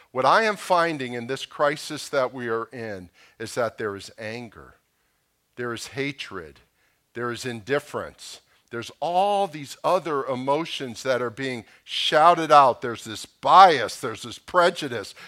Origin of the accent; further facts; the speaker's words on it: Boca Raton, Florida, United States; I grew up in Boca Raton.